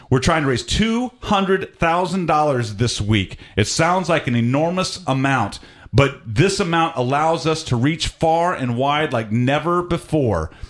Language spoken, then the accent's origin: English; Atlanta, Georgia, United States; I'm originally from Atlanta and I moved around all over the place.